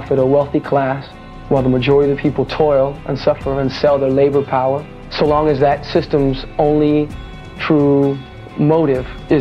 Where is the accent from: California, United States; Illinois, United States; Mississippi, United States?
California, United States; Orange County; I was a Mexicano, in a part of the country where I was the exception to the rule, because most Mexicanos in Orange County